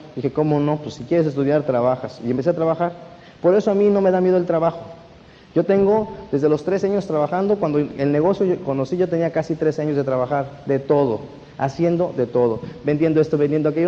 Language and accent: Spanish; Mexico; moved away as an adult; now in Mexico City, Mexico; Yo no soy de la Ciudad de México, yo vivo en la Ciudad de México hace 11 años